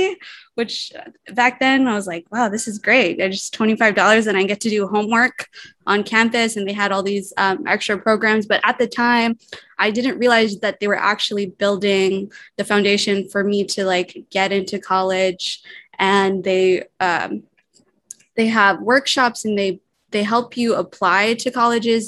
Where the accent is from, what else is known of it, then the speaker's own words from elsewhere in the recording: Guam; I'm half Palauan, half Pohnpeian, born and raised on Guam.